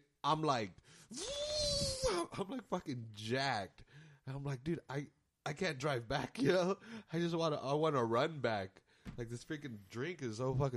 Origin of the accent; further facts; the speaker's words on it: United States; I'm American